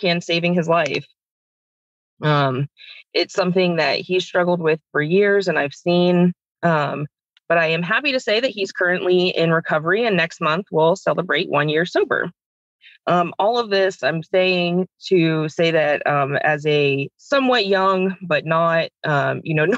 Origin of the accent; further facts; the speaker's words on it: Tampa, Florida, United States; I grew up in the Tampa Bay area